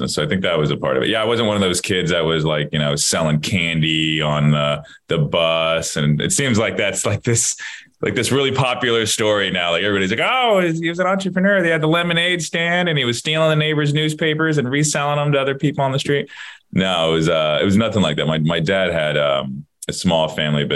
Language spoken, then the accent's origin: English; Florida, United States; I'm born and raised